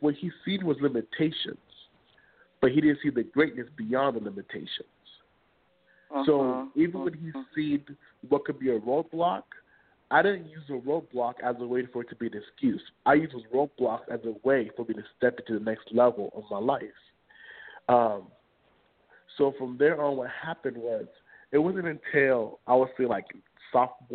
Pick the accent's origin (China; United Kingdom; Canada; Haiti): Haiti; English is a second language; now in Seattle, United States; We're from Haiti. My dad starts many churches in Haiti